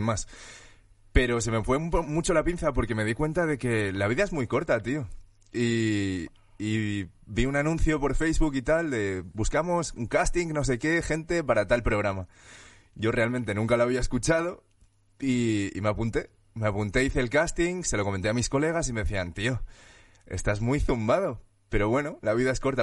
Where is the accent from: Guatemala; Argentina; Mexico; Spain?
Spain; Valencian Community; moved away as an adult; now in Madrid, Spain; Nací en España, nací en Valencia y en Madrid llevo como casi siete años